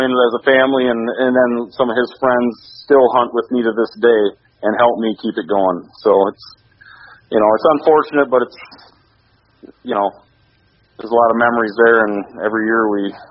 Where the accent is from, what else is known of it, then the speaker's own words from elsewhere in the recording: Sebewaing, Michigan, United States; I was born and raised here in Sebring, Michigan, which is about 15 miles to the west of Gagetown